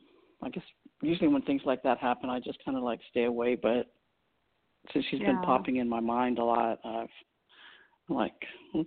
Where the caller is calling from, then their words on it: Austin, Texas, United States; And I'm calling from Texas.